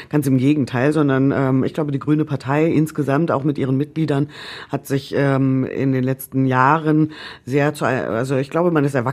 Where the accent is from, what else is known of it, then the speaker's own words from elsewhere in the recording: North Rhine-Westphalia, Germany; ich komme aus Ostwestfalen, da ist man dafür bekannt, besonders sparsam zu sein.